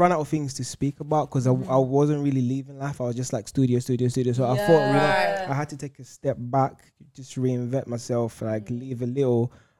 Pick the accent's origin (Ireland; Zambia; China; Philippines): Zambia; I'm African. I'm from Zambia.